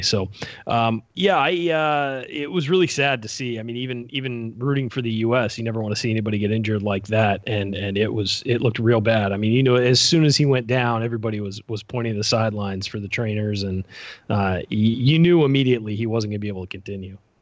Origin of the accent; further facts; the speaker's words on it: Southern California, United States; I grew up in Southern California